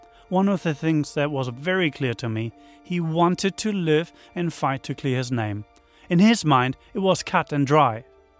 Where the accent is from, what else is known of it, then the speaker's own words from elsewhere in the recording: Germany; moved away as an adult; now in New Zealand; Now, I mostly work as a filmmaker and you probably hear I'm not from here. I'm from Germany, but came here about 20 years ago.